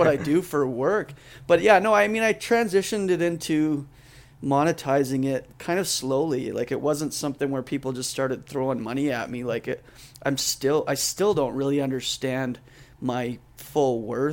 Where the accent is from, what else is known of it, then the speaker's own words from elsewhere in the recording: Canada; now in Boise, United States; I grew up in Canada